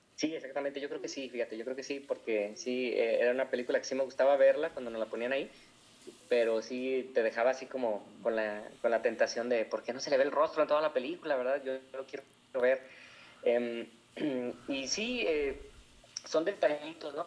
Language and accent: Spanish; Guadalajara, Jalisco, Mexico; soy de Guadalajara, Jalisco, eh, aquí en México, y pues yo nací y crecí en una familia católica